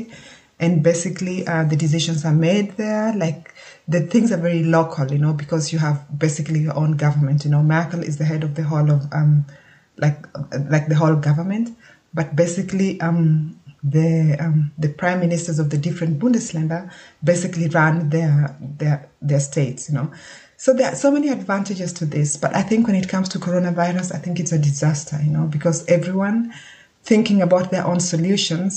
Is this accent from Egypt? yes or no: no; Kenya; moved away as an adult; now in Germany; I was born and brought up in Kenya and I've been living in Germany for over 15 years now.